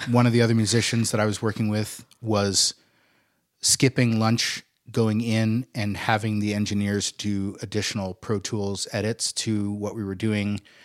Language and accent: English; Boise, Idaho, United States; moved away as an adult; I'm coming from Boise. I'm coming from a little town in, in Idaho.